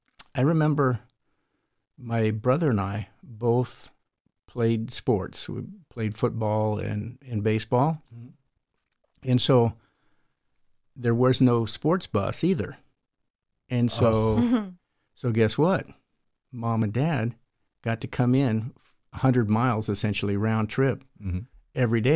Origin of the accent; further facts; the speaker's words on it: California, United States; And I grew up in the Tehachapi Mountains, north of Los Angeles.